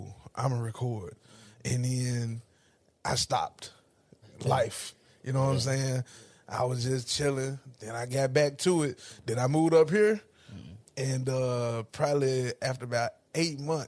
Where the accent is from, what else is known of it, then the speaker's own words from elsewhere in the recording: Ripley, Tennessee, United States; moved away as an adult; now in Nashville, United States; I'm from Ripley